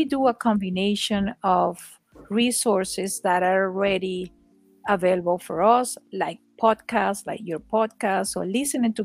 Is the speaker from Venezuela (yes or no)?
yes; Venezuela; English is a second language; moved away as an adult; now in United States; I am from Venezuela